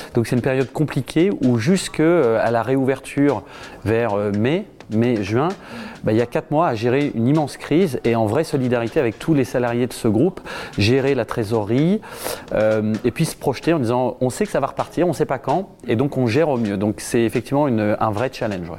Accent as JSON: {"language": "French", "town": "Le Havre", "region": "Normandy", "country": "France", "tie": "born or raised there", "also_born_or_lived": "Harfleur", "said": "C'est là où je suis né, c'est là où j'ai grandi, c'est là où j'ai encore toutes mes attaches"}